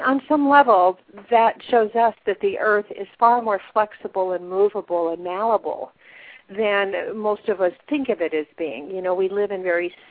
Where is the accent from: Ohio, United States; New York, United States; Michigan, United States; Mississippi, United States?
Ohio, United States; moved away; also born or lived in Wisconsin; when I was a little kid living in Ohio